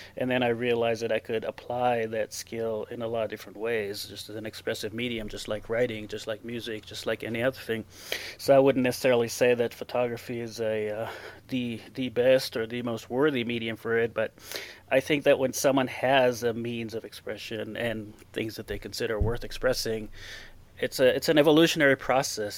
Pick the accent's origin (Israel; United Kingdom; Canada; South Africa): Israel; English is a second language; moved away as an adult; now in Torrey, United States; I uh, was born, I grew up in Israel. I lived there for 26 years